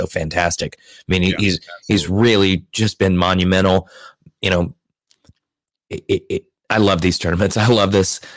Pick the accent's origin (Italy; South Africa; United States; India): United States